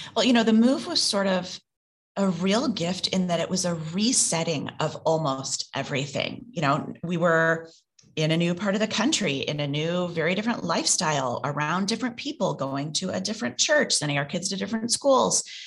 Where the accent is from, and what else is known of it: Midwest, United States; born or raised there; moved away as an adult; now in New York, United States